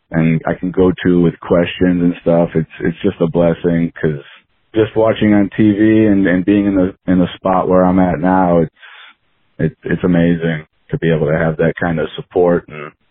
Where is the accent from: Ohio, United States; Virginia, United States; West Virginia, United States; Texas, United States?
Ohio, United States; Cleveland; I'm, I'm originally from the Cleveland, Ohio area.